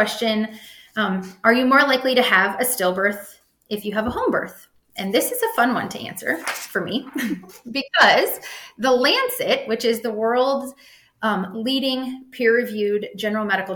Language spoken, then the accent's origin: English; Nebraska, United States; I'm from Nebraska